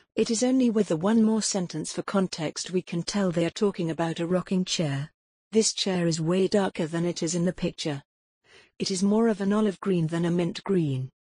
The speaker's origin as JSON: {"language": "English", "town": "Foz do Iguaçu", "region": "Paraná", "country": "Brazil", "tie": "born or raised there", "moved": "yes", "said": "my hometown Foz do Agaçu in Brazil"}